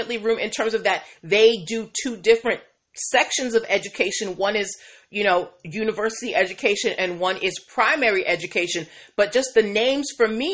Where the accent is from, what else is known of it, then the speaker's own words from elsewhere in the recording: Boston, Massachusetts, United States; Boston, Massachusetts. I'm from Beantown